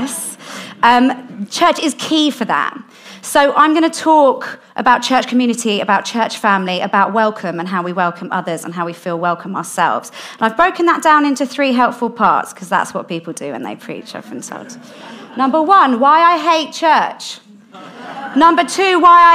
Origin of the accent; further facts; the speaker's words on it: London, United Kingdom; I grew up in South London